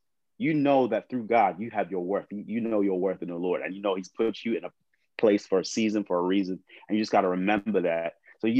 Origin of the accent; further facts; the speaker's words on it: England, United Kingdom; also born or lived in California; now in Lancaster, United States; I'm from England too